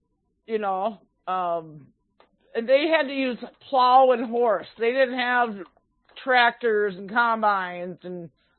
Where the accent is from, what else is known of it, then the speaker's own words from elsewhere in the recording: Minnesota, United States; I'm from Minnesota, don't you know?